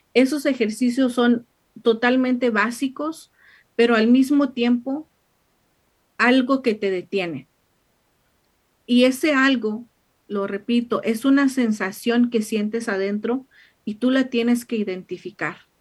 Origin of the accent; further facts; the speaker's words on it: Mexico; moved away; mexicana, allá en su casa, en, en mi pueblo